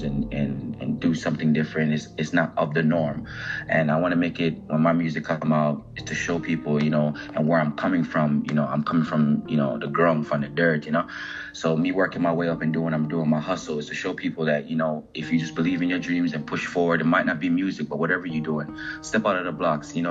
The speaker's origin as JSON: {"language": "English", "country": "Jamaica", "tie": "born or raised there", "also_born_or_lived": "Philadelphia, United States", "said": "I was born in Philadelphia, South Philly, but I've definitely was growing up in Jamaica"}